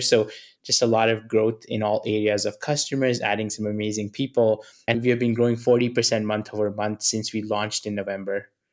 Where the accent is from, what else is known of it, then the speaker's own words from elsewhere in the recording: New Delhi, Delhi, India; moved away; I come from New Delhi. I was born in a very humble family.